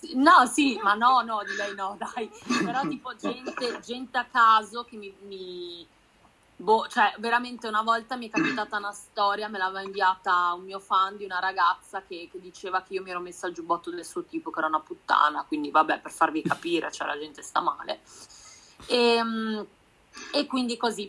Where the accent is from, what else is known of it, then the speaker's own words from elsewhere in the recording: Udine, Friuli-Venezia Giulia, Italy; now in Milan, Italy; Io sono di Udine, sono friulana, però vivo a Milano